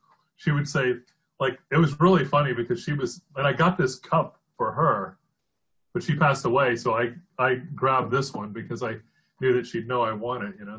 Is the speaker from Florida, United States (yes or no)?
yes; Florida, United States; also born or lived in Detroit, Michigan; I'm from Florida, but my dad got a job there, and we were there a couple of years.